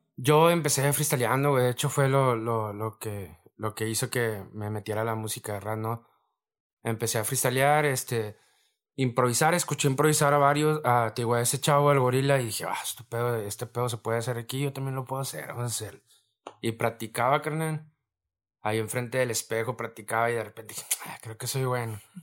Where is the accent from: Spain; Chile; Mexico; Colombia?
Mexico; Reynosa, Tamaulipas; donde yo vengo del Almaguer, de la colonia Almaguer, fraccionamiento Reynosa